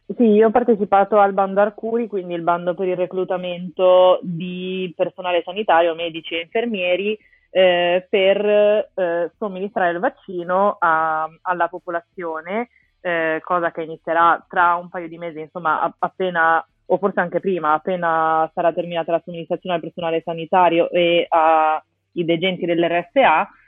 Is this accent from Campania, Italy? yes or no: no; Genoa, Liguria, Italy; moved away as an adult; also born or lived in Rome; now in Milan, Italy; sono di Genova